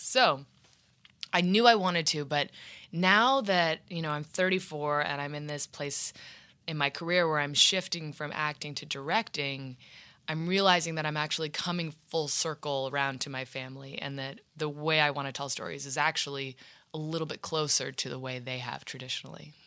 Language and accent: English; Washington, District of Columbia, United States; moved away; also born or lived in New York City; And then my parents moved to D C